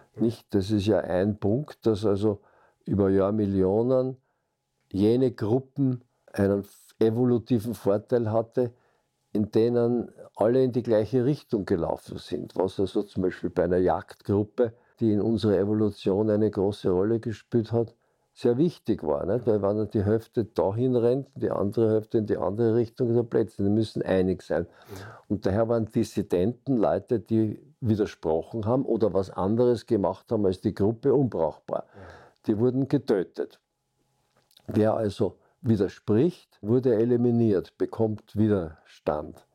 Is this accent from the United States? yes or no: no; Vienna, Austria; Ich bin geboren 1937 in Wien, also noch zwischen den beiden Weltkriegen.